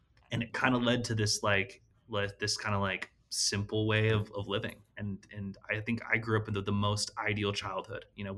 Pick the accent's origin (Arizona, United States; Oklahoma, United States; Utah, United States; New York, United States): Utah, United States; also born or lived in California; So I was born in California. Yes. And then, my parents moved to Utah when I was just a kid. And so I basically have grown up my whole life in Utah, claim Utah as home.